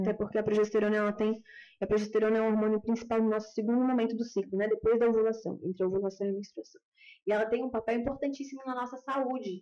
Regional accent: Brazil; accent: caipira; caipirês mesmo, eu sou caipira com muita dura.

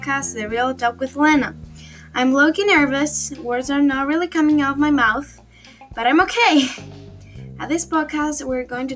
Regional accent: Greece; I'm almost 14 years old and I'm from Greece

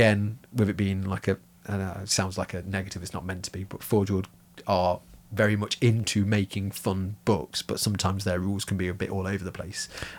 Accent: Germany; born there; Yeah, I was born in Germany, yeah, and spoke German as a child.

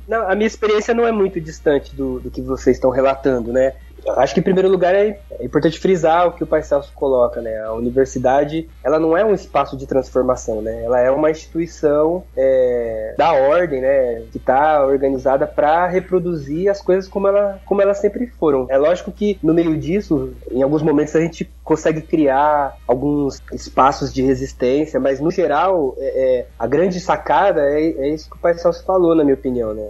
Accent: Santo André, São Paulo, Brazil; eu venho de um bairro chamado City dos Vianas, que é um bairro. É, sou de Santo André, que é daí da região metropolitana de São Paulo

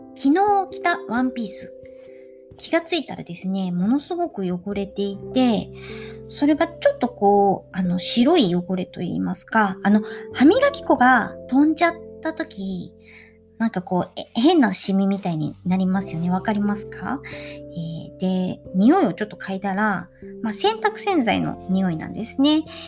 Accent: Japan; also born or lived in Italy; 自分が日本人である

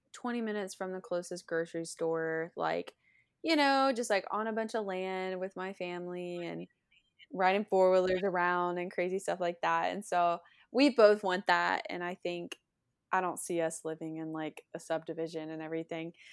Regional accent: Lake City, Florida, United States; moved away as an adult; now in Nashville, United States; I'm from Lake City, Florida. I was born and raised there

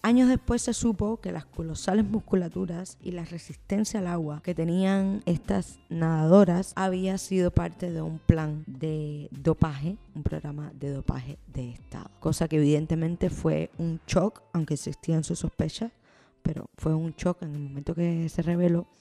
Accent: Cuba

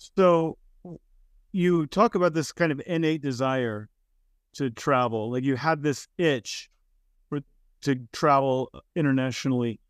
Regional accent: United States; I'm from the United States

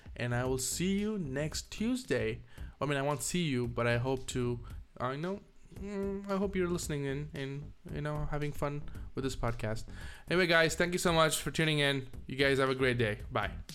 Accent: India; moved away as an adult; now in United States; leave India, my home, the place I was born, the place I learned English, Tamil

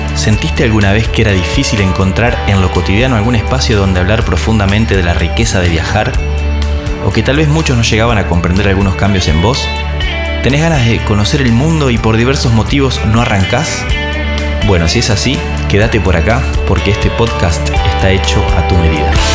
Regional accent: Argentina; Soy argentino, tengo 34 años.

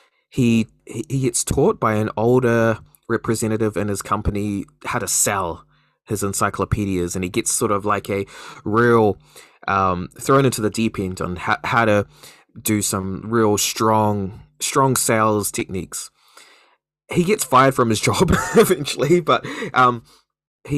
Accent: New Zealand; a Kiwi

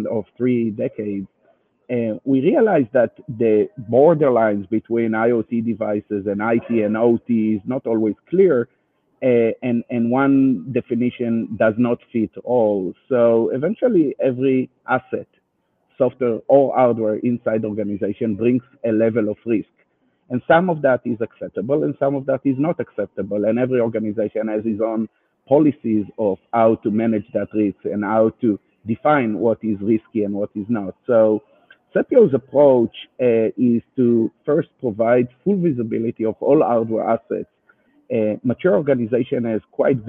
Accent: Israel; accent: Israeli; English is a second language; you can hear my Israeli accent

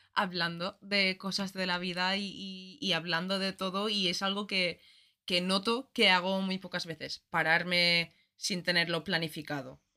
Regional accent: Ireland; moved away; Yo soy irlandesa, todos los colegios en Irlanda son católicos

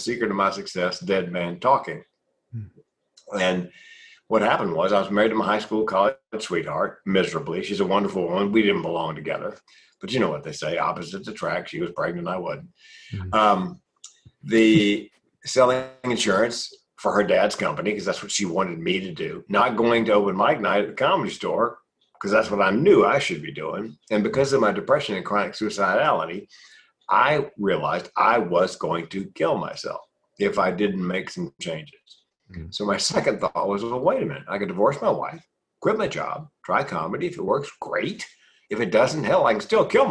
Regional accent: Raleigh, North Carolina, United States; Went back to Raleigh, my hometown, North Carolina

